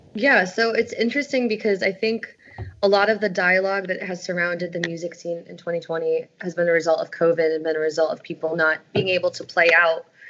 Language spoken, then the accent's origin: English; Stamford, Connecticut, United States; I grew up in Stamford, Connecticut